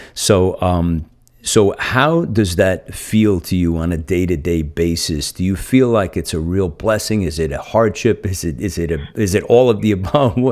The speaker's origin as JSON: {"language": "English", "region": "New Jersey", "country": "United States", "moved": "yes", "lives_now": "San Francisco Bay Area, United States", "said": "I'm from New Jersey originally"}